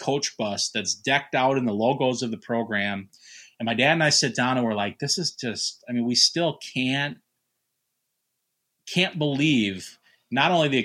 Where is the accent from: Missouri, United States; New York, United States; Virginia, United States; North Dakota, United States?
North Dakota, United States; Fargo; now in St. Paul, United States; I'm originally from Fargo, North Dakota, but I've lived in the cities now for over half my life